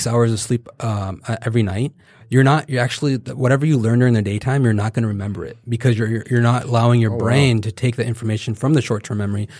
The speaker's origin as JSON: {"language": "English", "region": "the South", "country": "United States", "said": "Oh, I love grits. I'm from the South, okay?"}